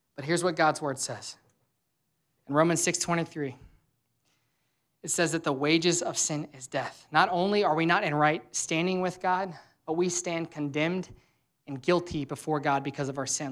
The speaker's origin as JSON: {"language": "English", "region": "Louisiana", "country": "United States", "moved": "yes", "lives_now": "Cincinnati, United States", "said": "I'm from Louisiana, which is always hot there"}